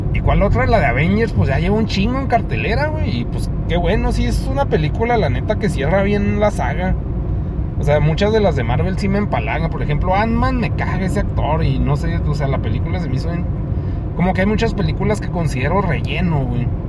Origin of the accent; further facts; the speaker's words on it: Mexico; soy mexicano